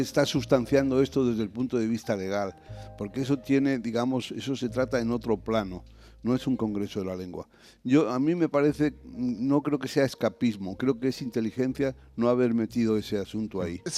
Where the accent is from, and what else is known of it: Spain